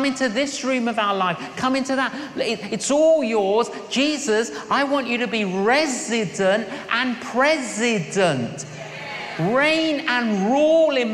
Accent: London, United Kingdom; when I was growing up in London, I was an agnostic.

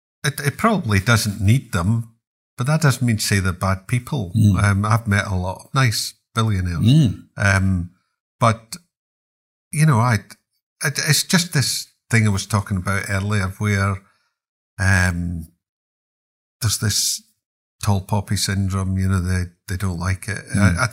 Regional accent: Glasgow, Scotland, United Kingdom; And I'm a Glaswegian, so we couldn't allow this to happen.

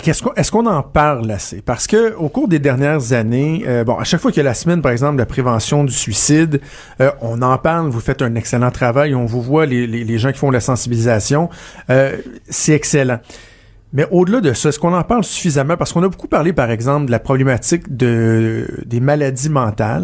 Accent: Quebec, Canada; chez nous au Québec

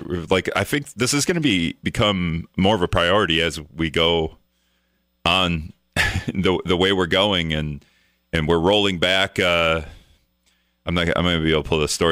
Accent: Wisconsin, United States; now in Minnesota, United States; I live in Minnesota. I'm from Wisconsin, so my whole family lives in Wisconsin.

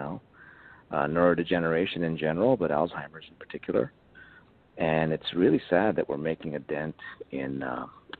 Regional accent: Bethesda, Maryland, United States; I grew up in Bethesda, Maryland, mm-hmm. as a child

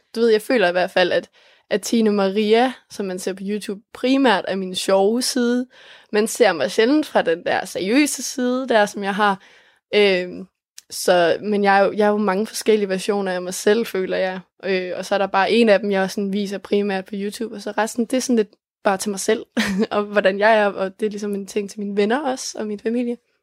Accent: Denmark; jeg kommer fra Els

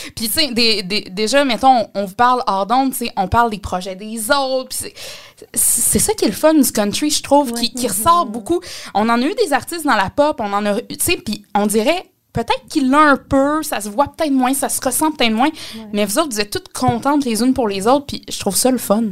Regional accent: Mauricie, Quebec, Canada; chez nous, en Mauricie

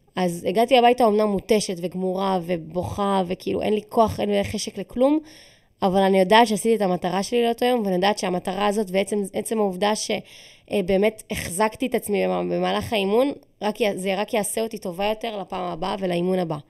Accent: Israel; אני ישראלית

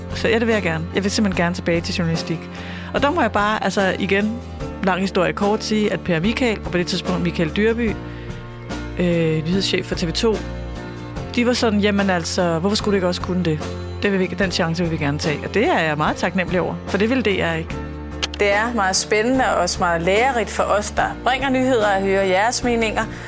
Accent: Birkerød / Holte, Capital Region of Denmark, Denmark; hvor vi flyttede fra Birkerød øh, til et sådan stort hus i Holte

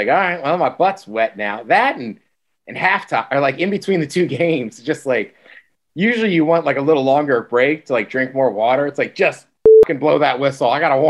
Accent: College Park, Maryland, United States; technically I'm from College Park, not Baltimore.

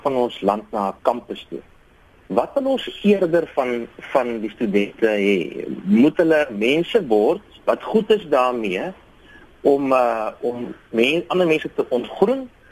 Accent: South Africa

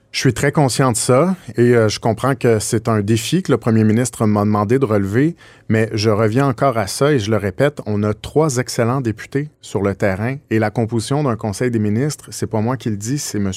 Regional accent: Quebec, Canada; on est québécois

